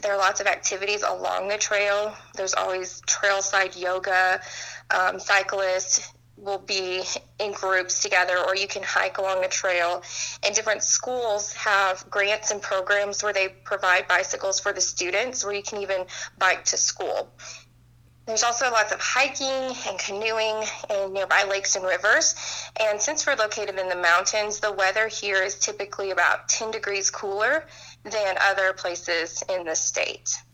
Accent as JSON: {"language": "English", "town": "Fayetteville", "region": "Arkansas", "country": "United States", "said": "I'm from Fayetteville, Arkansas."}